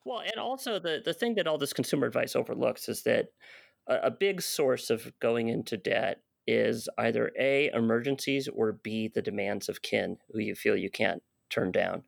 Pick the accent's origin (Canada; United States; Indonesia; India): United States; I'm an American